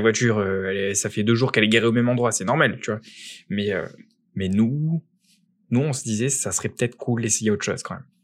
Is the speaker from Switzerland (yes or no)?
no; France; moved away as an adult; now in Quebec, Canada; je suis né en France